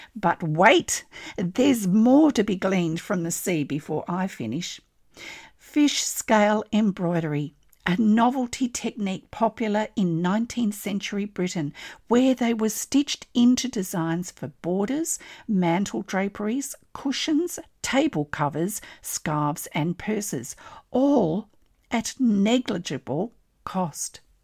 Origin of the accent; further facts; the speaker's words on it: Australia; I'm an Australian textile artist